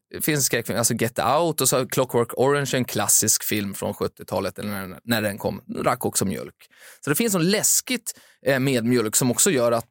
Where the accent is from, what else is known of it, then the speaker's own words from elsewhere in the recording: Finland; moved away; Jag växte upp i Finland